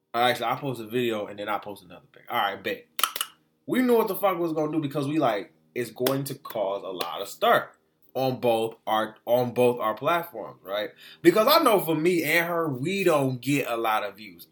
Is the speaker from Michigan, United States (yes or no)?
yes; Detroit, Michigan, United States; also born or lived in Florida; I was raised in the three one three since I was like two years old